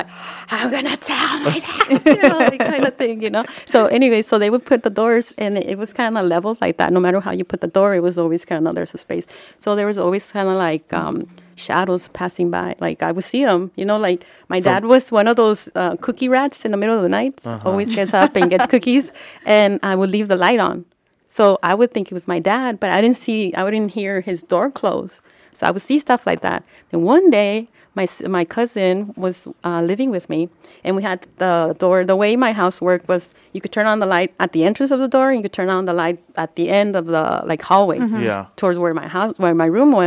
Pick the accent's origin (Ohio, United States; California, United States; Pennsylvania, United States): California, United States; Pomona; I grew up in Pomona.